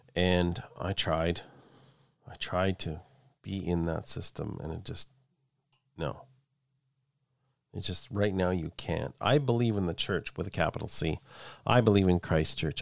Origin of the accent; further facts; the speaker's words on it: Canada; I'm Canadian